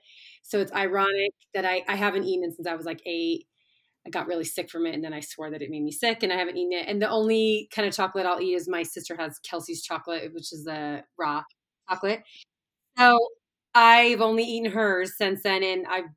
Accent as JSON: {"language": "English", "town": "Little Falls", "country": "United States", "tie": "born or raised there", "said": "I grew up in Little Falls"}